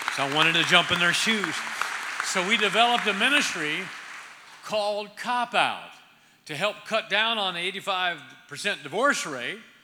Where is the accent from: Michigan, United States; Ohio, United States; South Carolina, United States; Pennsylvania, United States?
Ohio, United States; moved away; I'm originally from Ohio